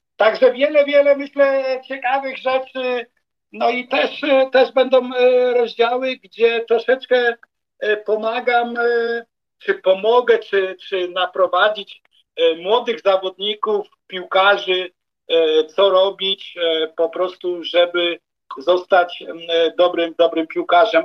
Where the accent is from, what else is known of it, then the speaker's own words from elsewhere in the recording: Wrocław, Lower Silesian Voivodeship, Poland; moved away as an adult; also born or lived in Vienna area, Austria; now in Bregenz, Austria; Wrocław, stare miasto, gdzie się urodziłem